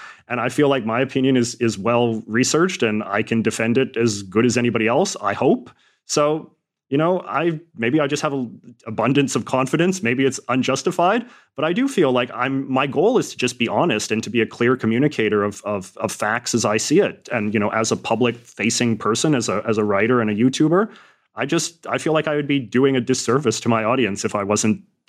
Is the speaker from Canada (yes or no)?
yes; Western Canada, Canada; And I suppose maybe because I grew up in Western Canada and perhaps I was a little bit less indoctrinated with certain shibboleths of sort of Canadian nationalism and patriotism